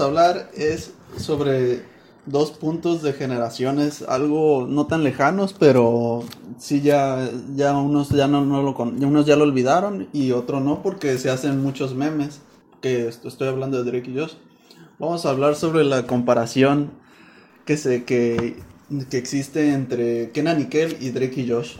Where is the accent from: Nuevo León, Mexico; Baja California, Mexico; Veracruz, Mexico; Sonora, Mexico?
Sonora, Mexico; nosotros por acá, de Sonora, de nuestro charco. Dicen que tenemos nuestro modo de hablar